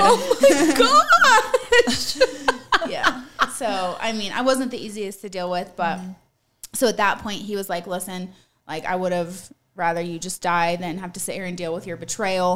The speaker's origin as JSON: {"language": "English", "region": "Utah", "country": "United States", "tie": "born or raised there", "moved": "yes", "lives_now": "Colorado Springs, United States", "said": "I grew up in Utah."}